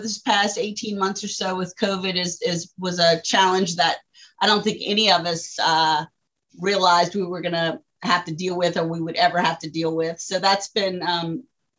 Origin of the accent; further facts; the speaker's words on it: Morgan City, Louisiana, United States; we're from Morgan City, Louisiana